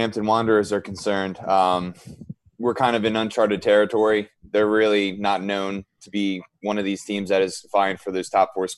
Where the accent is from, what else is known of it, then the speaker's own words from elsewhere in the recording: United States; growing up in America